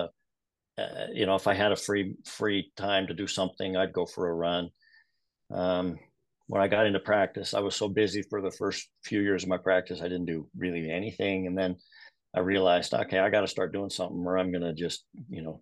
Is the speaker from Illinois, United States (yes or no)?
no; Salt Lake City, Utah, United States; also born or lived in San Antonio, Texas / Holladay, Utah; I grew up in Sugar House on Logan Avenue, 2030, 17th South. Went to Highland High School, Highland Rams. Went to the University of Utah